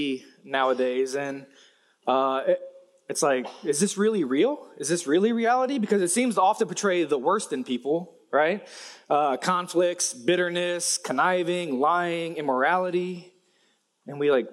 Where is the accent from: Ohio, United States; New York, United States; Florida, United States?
Ohio, United States; Cincinnati; my hometown, Cincinnati, Ohio